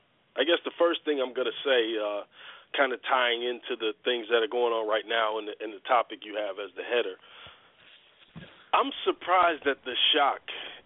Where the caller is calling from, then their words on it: Atlanta, Georgia, United States; I'm in Atlanta.